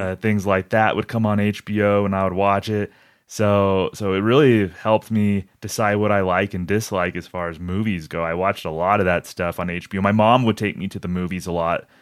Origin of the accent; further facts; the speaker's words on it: Albuquerque, New Mexico, United States; I'm from Albuquerque